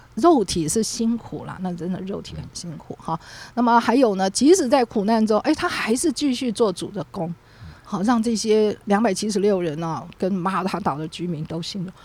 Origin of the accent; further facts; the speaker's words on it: Taiwan; 我们台湾人最了解